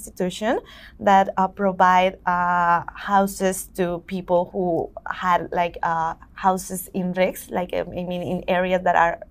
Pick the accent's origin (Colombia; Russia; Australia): Colombia; now in New York, United States; I'm from Colombia